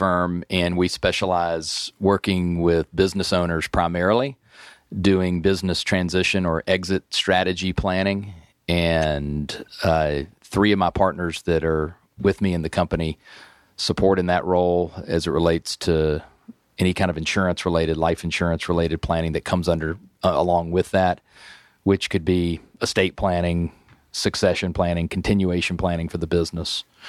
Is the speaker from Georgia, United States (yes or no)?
yes; Atlanta, Georgia, United States; also born or lived in Virginia; I grew up here in Atlanta. I went to Hampden-Sydney College in Virginia and came back here a lot of years ago